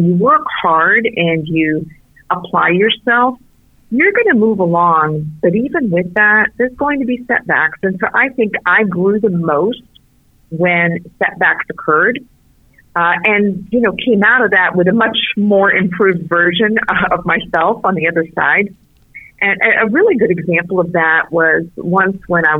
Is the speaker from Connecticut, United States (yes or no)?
no; South Florida, United States; English is a second language; also born or lived in Beirut, Lebanon; I have grown up since then here in South Florida